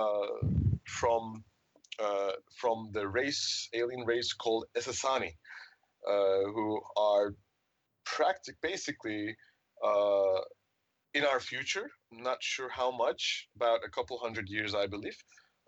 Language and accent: English; Istanbul, Turkey; I'm from Istanbul, Turkey